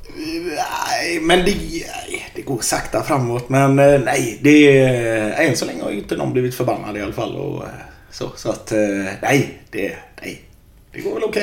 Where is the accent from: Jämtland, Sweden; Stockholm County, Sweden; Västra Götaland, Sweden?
Västra Götaland, Sweden; Gothenburg; also born or lived in Frölunda, Tynnered; Jag är uppväxt i Biskopsgården